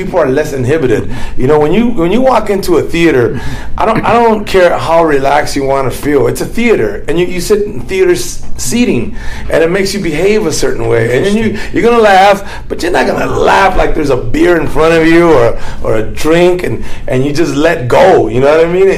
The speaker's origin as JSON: {"language": "English", "town": "Los Angeles", "region": "California", "country": "United States", "said": "a Mexican American from East"}